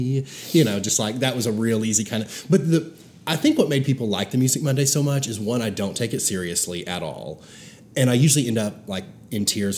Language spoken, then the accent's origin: English; Branson, Missouri, United States; growing up in Branson